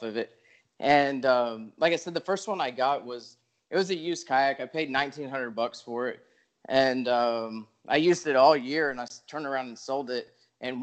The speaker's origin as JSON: {"language": "English", "region": "Texas coast", "country": "United States", "tie": "born or raised there", "said": "I'm from Texas, you know, kind of lived all over. I grew up down on the coast"}